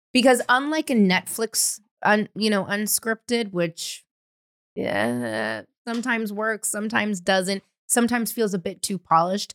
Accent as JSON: {"language": "English", "town": "San Francisco", "region": "California", "country": "United States", "tie": "born or raised there", "said": "growing up in San Francisco"}